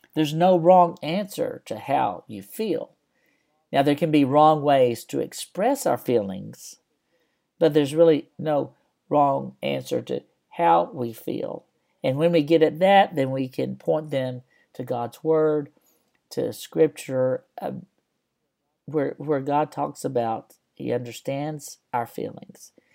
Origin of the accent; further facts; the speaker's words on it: West Texas, United States; When I was a kid growing up in West Texas